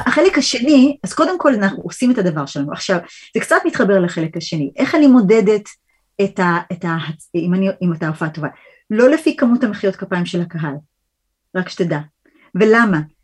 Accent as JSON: {"language": "Hebrew", "region": "New York", "country": "United States", "tie": "born or raised there", "also_born_or_lived": "Rochester, United States", "moved": "as an adult", "lives_now": "Israel", "said": "באתי מניו יורק, גדלתי בניו יורק"}